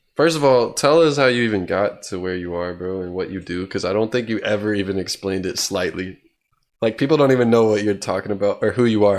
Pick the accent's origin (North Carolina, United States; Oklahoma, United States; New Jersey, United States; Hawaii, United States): Oklahoma, United States; Tulsa; now in Norman, United States; I'm from Oklahoma, Tulsa, Oklahoma. But I'm living in Norman